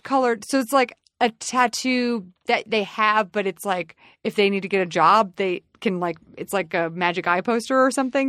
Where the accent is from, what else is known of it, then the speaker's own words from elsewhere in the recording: the South, United States; I'm from the South.